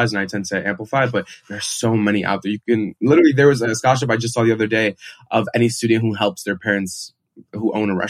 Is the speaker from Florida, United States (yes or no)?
no; New York, United States; moved away as an adult; now in Chicago, United States; I'm from New York